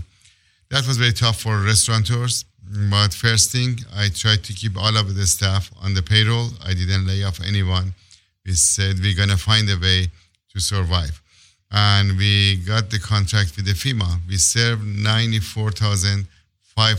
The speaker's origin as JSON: {"language": "English", "country": "Iran", "moved": "as an adult", "lives_now": "Los Angeles, United States", "said": "I came here late 2000 from Iran as a political asylum."}